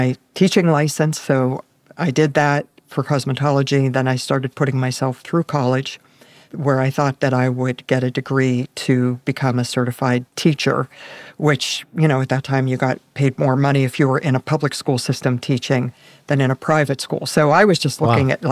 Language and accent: English; Pittsburgh, Pennsylvania, United States; I was born in Pittsburgh, Pennsylvania.